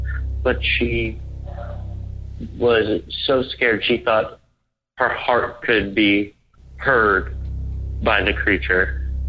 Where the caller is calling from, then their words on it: Edmond, Oklahoma, United States; I am from Edmond, Oklahoma.